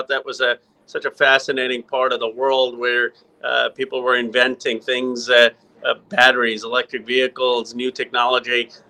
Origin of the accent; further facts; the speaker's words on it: Philadelphia, Pennsylvania, United States; moved away; also born or lived in Silicon Valley, California; So my parents came over in the 1960s. I was born in Philadelphia in 1976, our bicentenary.